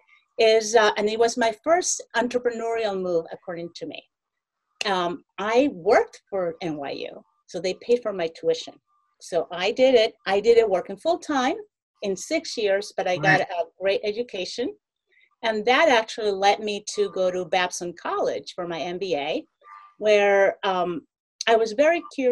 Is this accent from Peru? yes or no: yes; Peru; also born or lived in New York; now in United States; When I became an immigrant into the States, I was born in Peru. And when I moved to the United States